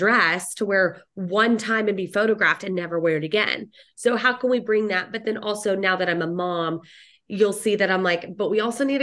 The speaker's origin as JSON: {"language": "English", "town": "Dallas", "region": "Texas", "country": "United States", "tie": "born or raised there", "said": "I'm a DFW girl, born and raised in Dallas, Fort"}